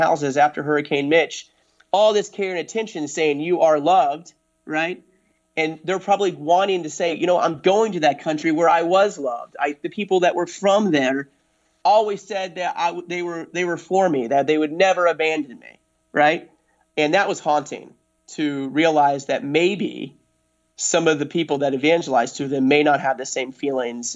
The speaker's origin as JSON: {"language": "English", "country": "United States", "said": "I'm an American"}